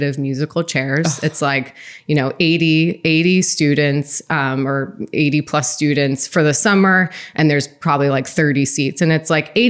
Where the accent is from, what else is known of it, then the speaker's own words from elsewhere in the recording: East Coast, United States; I grew up on the East Coast